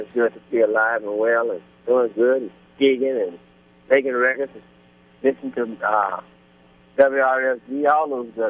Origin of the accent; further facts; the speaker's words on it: Mississippi, United States; I was born and raised in Mississippi